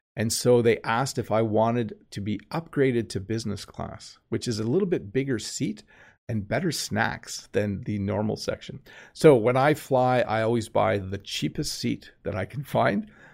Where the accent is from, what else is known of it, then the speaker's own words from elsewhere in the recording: Canada; accent: Canadian; my normal Canadian accent